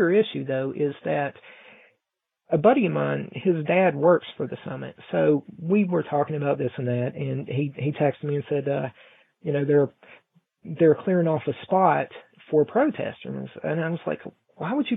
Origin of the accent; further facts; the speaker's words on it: Mount Hope, West Virginia, United States; we're a very small town here in Mount Hope